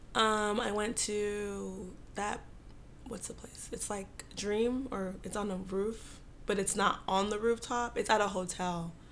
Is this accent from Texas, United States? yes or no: yes; Dallas, Texas, United States; I'm from Dallas.